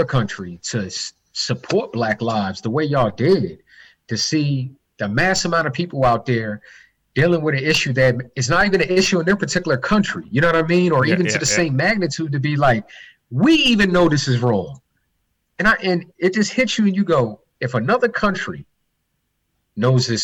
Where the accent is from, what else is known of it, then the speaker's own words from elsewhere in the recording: Baltimore, Maryland, United States; out here in my hometown of Baltimore City